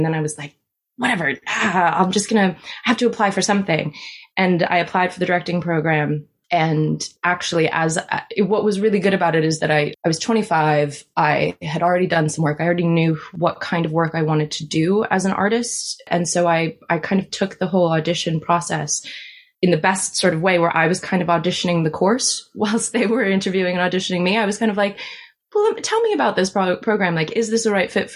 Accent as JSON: {"language": "English", "town": "Washington", "region": "District of Columbia", "country": "United States", "moved": "as an adult", "lives_now": "United Kingdom", "said": "So I went back to DC where I'm from"}